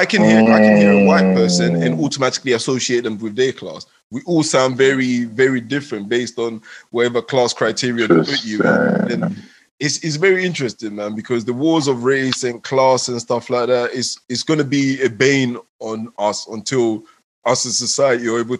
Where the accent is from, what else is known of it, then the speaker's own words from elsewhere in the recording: England, United Kingdom; also born or lived in Ghana; I'm a local boy in England.